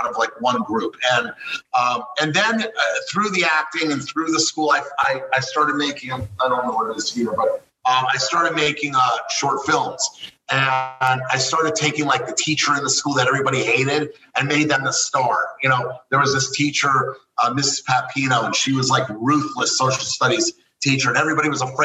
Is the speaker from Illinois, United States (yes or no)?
no; Miami, Florida, United States; I was born and raised in Kendall Lakes, Miami, you know, a suburb of Miami.